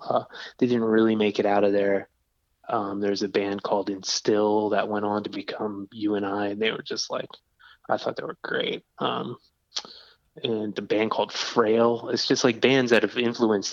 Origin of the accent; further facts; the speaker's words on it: New Jersey, United States; I grew up on the East Coast in New Jersey. Um, and a small town that was kind of between New York and Philadelphia